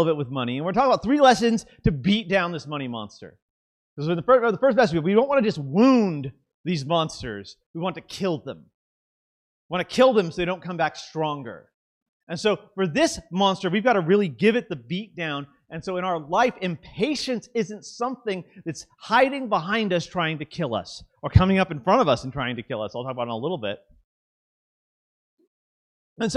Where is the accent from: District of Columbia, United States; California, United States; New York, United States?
California, United States; Southern; I'm from Southern California, and so we have a lot of Latino and culture families, mainly Mexican.